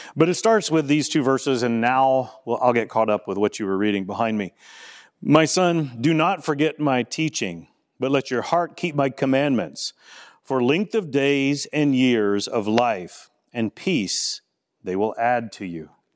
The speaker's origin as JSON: {"language": "English", "region": "Louisiana", "country": "United States", "moved": "yes", "said": "I'm from Louisiana"}